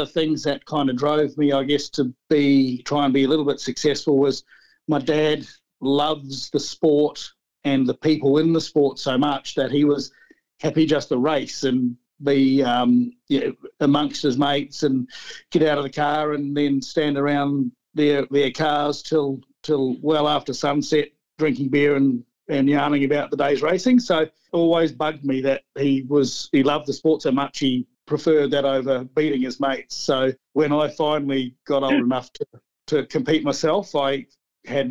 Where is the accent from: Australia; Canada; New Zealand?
New Zealand; Ashburton, Canterbury; the Ashburton Car Club, which is a little country town where we grew up in the South Island.